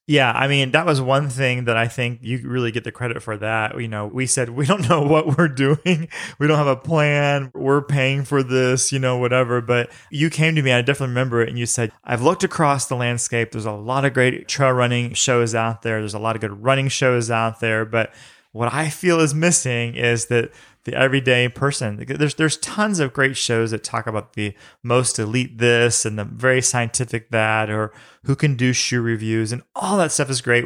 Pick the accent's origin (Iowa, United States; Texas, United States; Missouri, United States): Missouri, United States; St. Louis; I grew up in Saint Louis